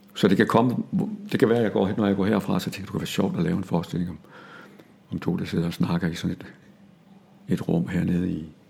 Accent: Denmark; accent: Jutlandic; jeg talte jysk

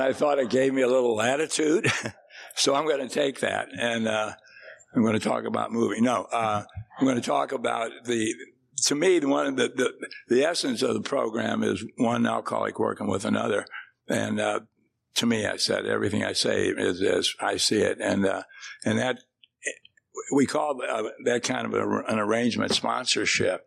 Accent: St. Louis, Missouri, United States; moved away as an adult; now in Texas, United States; I grew up in St. Louis, so I kind of burned that city down and then moved down here

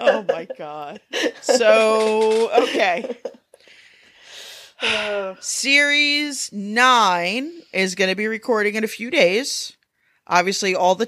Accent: United States; I'm American

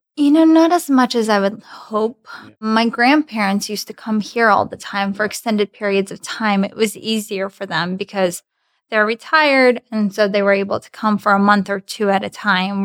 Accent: Grodno, Grodno Region, Belarus; first language Russian; English is a second language; now in United States; Originally, I'm from Grodno, Belarus

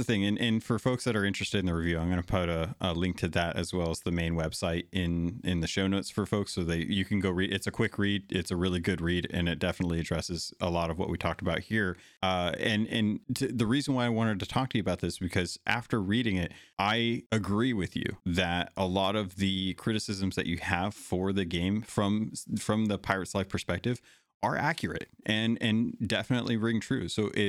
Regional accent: Arizona, United States; also born or lived in California / Alaska; I have a ton of nostalgia growing up in Arizona and California and Alaska and stuff.

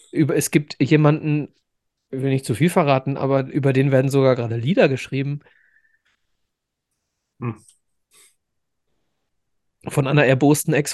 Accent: Dortmund, North Rhine-Westphalia, Germany; ich als Dortmunder muss man den nennen.

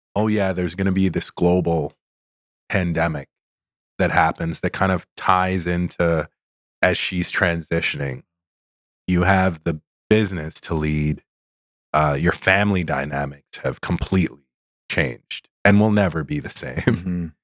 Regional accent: Toronto area, Ontario, Canada; also born or lived in Sudbury, Ontario; we moved to Toronto area when I was five

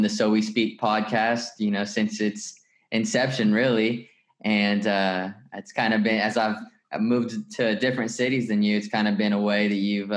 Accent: Tulsa, Oklahoma, United States; I grew up in Tulsa, Oklahoma

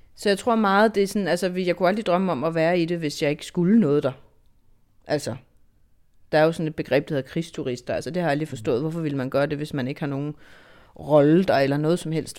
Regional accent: Denmark; jeg er journalist, jeg er fra Danmark, vi er fra Dansk Fjernsyn

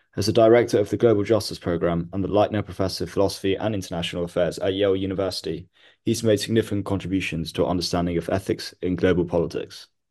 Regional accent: Mumbai, Maharashtra, India; I grew up in Mumbai

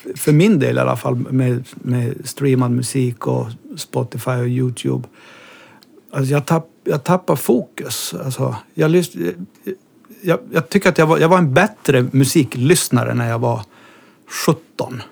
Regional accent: Kaunisvaara, Norrbotten County, Sweden; moved away as an adult; also born or lived in Kiruna; jag är born and raised i en liten by som heter Kaunisvaara

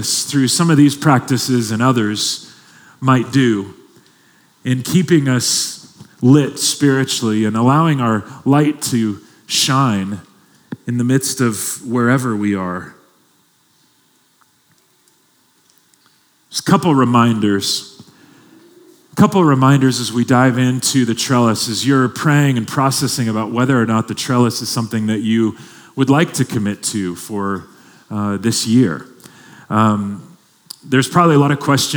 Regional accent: Long Beach, California, United States; I grew up in Long Beach, California

